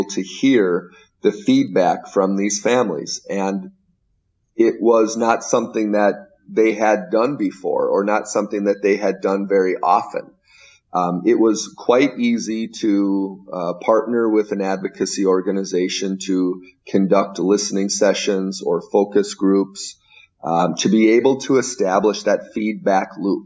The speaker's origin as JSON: {"language": "English", "region": "Minnesota", "country": "United States", "said": "I am from Minnesota"}